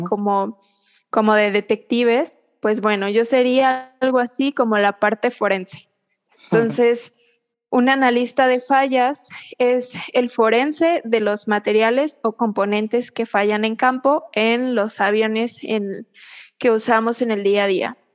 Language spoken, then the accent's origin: Spanish; Querétaro, Mexico; also born or lived in Puebla; Yo soy queretana